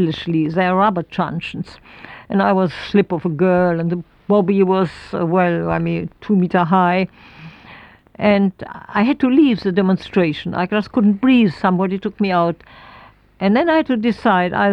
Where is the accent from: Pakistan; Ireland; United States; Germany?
Germany; Berlin; English is a second language; moved away as an adult; also born or lived in Oxfordshire, United Kingdom; We are all from Berlin. That is my, even the generation before, we are really true blue Berlin people.